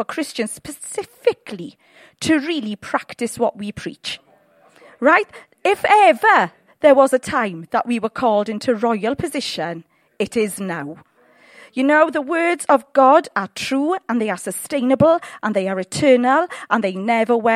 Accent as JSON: {"language": "English", "country": "United Kingdom", "said": "We're very British."}